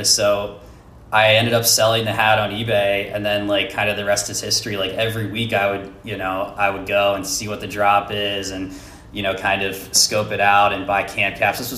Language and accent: English; Philadelphia, Pennsylvania, United States; So, um, I grew up in Pennsylvania in the Philly area